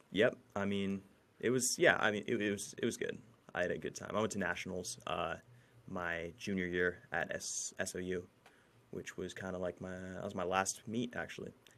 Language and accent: English; Fortuna, California, United States; I graduated from Fortuna High School in Fortuna, California, uh, right, right in the middle of the redwoods